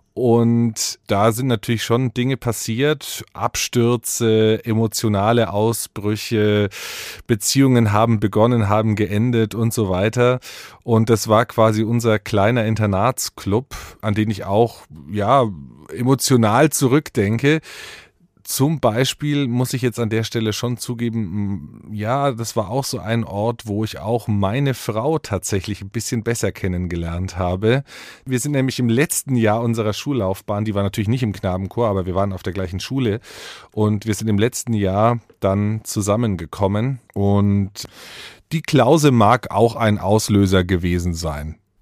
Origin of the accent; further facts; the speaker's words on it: Middle Franconia, Bavaria, Germany; Ich habe meine Jugend in Mittelfranken auf dem Land verbracht